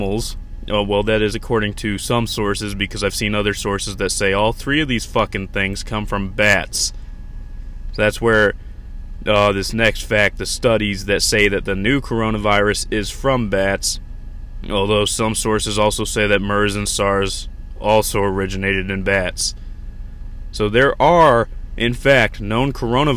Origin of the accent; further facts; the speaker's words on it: United States; I'm an American.